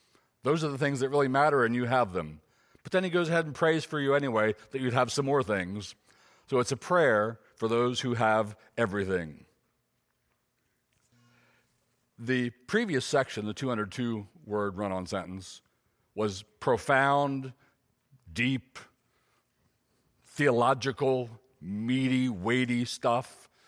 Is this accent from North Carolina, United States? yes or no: no; Gettysburg, Pennsylvania, United States; born there; So I was born in 54 in Gettysburg, PA, and I have an earthly father.